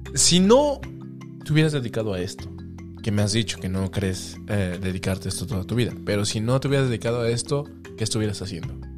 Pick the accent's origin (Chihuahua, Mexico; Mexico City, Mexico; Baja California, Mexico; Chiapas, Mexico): Mexico City, Mexico; moved away; me conocen como chilango aquí, la mayoría